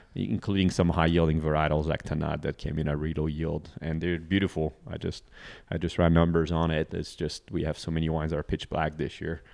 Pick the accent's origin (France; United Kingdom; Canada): France; northern France; moved away as an adult; now in Texas, United States; it's my hometown in northern France